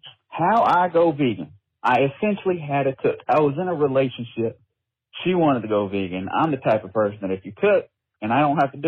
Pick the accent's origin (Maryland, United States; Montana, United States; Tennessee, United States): Tennessee, United States; born or raised there